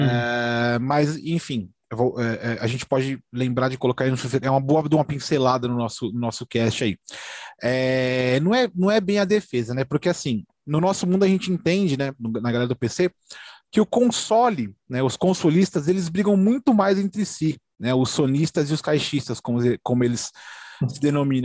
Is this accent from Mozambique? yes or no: no; Brazil; a gente é brasileiro